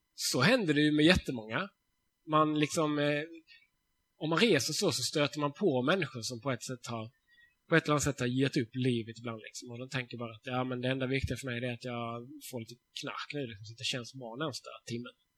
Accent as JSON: {"language": "Swedish", "country": "Sweden", "said": "jag är svensk"}